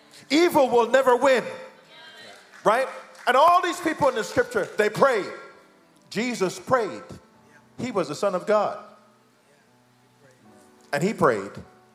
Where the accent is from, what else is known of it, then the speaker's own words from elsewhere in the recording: United Kingdom; Because we're Jamaican, we're British, we like tea.